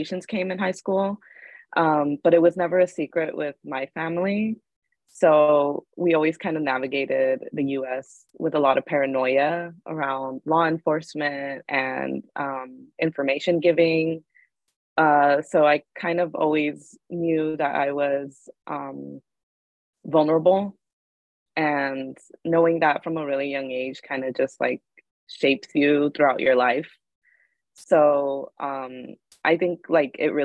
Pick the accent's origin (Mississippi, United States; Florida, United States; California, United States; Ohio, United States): California, United States; San Gabriel Valley; also born or lived in Mérida, Yucatán, Mexico; I'm from Mérida, Yucatan, Mexico, but I grew up in 2001 onward in the San Gabriel Valley in California